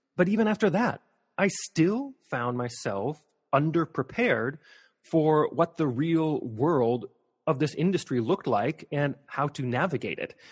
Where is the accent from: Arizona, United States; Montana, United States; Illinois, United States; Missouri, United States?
Montana, United States; Missoula; I grew up in Missoula, Montana.